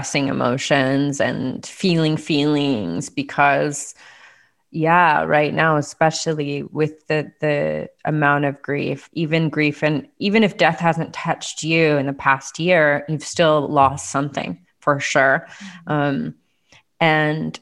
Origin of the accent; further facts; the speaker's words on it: United States; growing up as an American